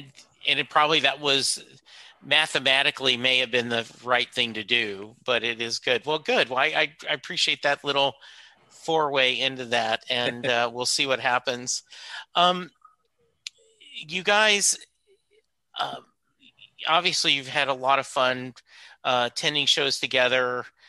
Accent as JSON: {"language": "English", "region": "Louisiana", "country": "United States", "tie": "born there", "said": "Yeah, I'm originally – I was born in Louisiana"}